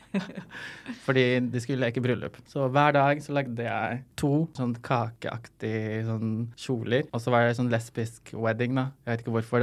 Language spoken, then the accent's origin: Norwegian; Lebanon; now in Norway; jeg kommer fra Libanon